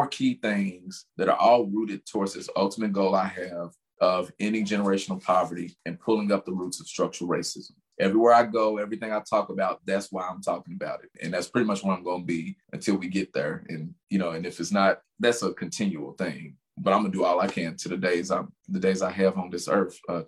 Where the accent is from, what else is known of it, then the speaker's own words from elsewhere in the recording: Louisville, Kentucky, United States; I'm from the West End, 35th Market